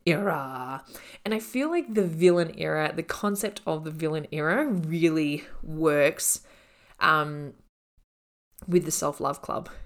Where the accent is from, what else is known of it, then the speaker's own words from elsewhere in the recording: Australia; I'm Australian